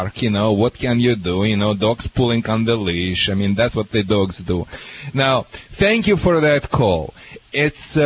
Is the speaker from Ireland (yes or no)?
no; Russia; now in United States; I am from Russia